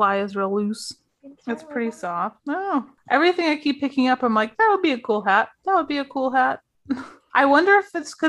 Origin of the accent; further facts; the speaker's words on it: Illinois, United States; I'm from Illinois